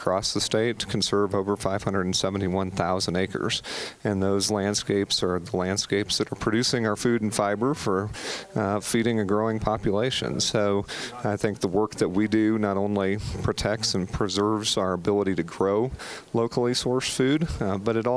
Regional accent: Wyoming, United States; now in Colorado, United States; I grew up in Wyoming

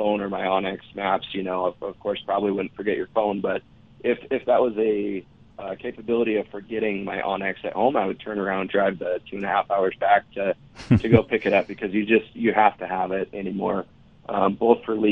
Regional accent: Montana, United States; I grew up in Montana. I've hunted in Montana all my life

